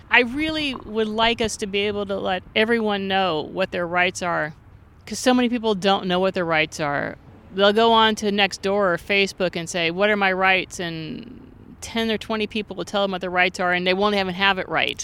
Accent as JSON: {"language": "English", "town": "Santa Monica", "region": "California", "country": "United States", "tie": "born or raised there", "said": "I'm originally from Santa Monica"}